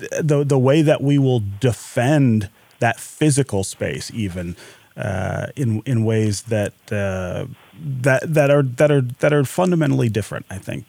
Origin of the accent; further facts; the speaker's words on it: Detroit, Michigan, United States; the house where my family lived when I was born here in Detroit